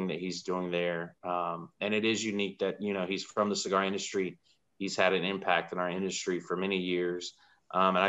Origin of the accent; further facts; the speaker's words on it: Fayetteville, North Carolina, United States; as the son of a veteran and somebody born and raised in Fayetteville, Fort Bragg